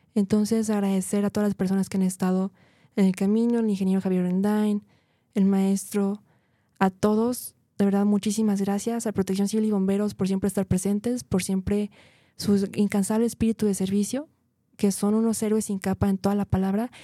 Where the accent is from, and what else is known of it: Guadalajara, Jalisco, Mexico